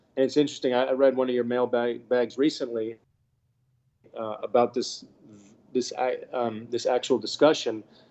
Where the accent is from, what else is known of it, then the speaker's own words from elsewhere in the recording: Bahamas; We were born in the Bahamas. We got to grow up here.